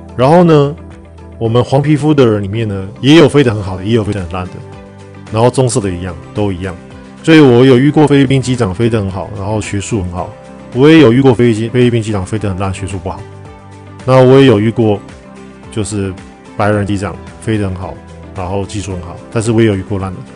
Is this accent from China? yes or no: no; Taiwan; 我们台湾人真的，因为我们亚洲人比较听话，我们亚洲人真的就是很听话，很乖